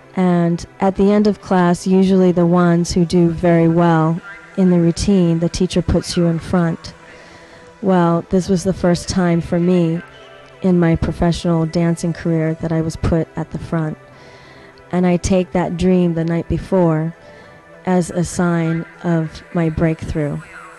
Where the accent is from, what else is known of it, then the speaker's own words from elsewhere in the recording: Los Angeles, California, United States; And I grew up performing in Los Angeles, since we have so much available to us as creative artists.